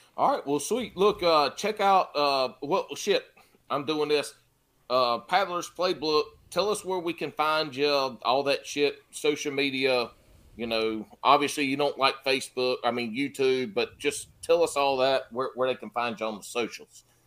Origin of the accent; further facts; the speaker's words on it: the Carolinas, United States; I'm from the Carolinas.